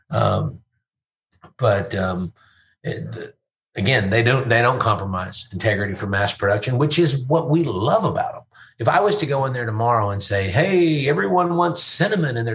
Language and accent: English; Louisville, Kentucky, United States; we were just at a baseball game in my hometown, Louisville, uh, promoting our tequila